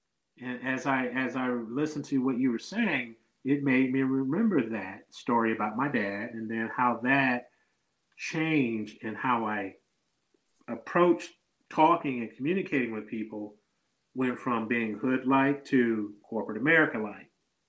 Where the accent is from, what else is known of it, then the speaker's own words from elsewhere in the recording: Detroit, Michigan, United States; Not a lot of people knew I was from Detroit.